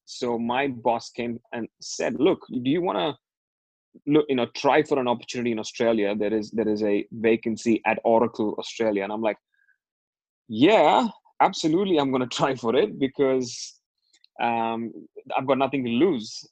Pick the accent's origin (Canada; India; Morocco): India; growing up in India, you, you know, you're a teenage boy